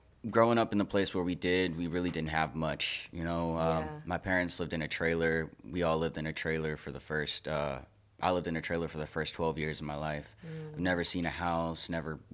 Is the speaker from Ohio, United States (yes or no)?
no; Memphis, Tennessee, United States; as a person growing up in Memphis